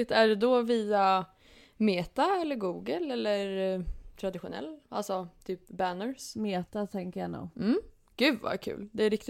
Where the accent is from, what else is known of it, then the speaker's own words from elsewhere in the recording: Norrköping, Östergötland, Sweden; har ju mina rötter från Norrköping då. Som man brukar få höra ibland på dialekten att folk säger att ja, det hörs att jag är östgöte.